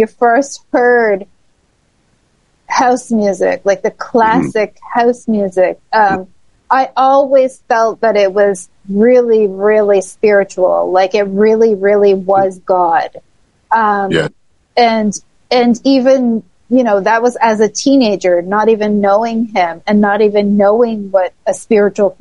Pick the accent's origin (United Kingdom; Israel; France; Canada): Canada; Toronto, Ontario; In Toronto, in my hometown